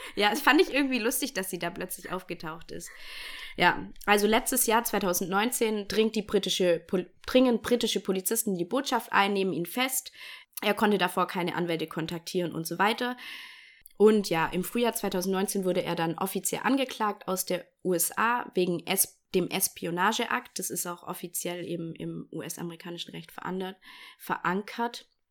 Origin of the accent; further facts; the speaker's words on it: Bavaria, Germany; moved away; ich komme aus Bayern